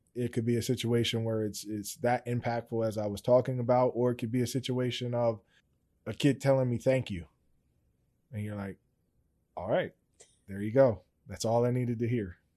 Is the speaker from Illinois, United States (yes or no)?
no; Steelton, Pennsylvania, United States; I'm originally from Stilton